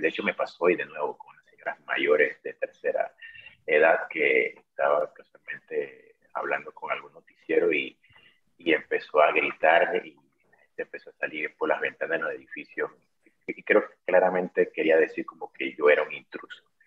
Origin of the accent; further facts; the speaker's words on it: Panama; moved away as an adult; also born or lived in Ukraine; now in Lviv, Ukraine; yo soy empresario panameño